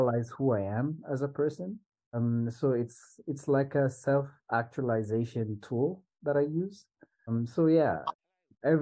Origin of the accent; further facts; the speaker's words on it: Swahili Coast, Kenya; I come from the Swahili coast in Kenya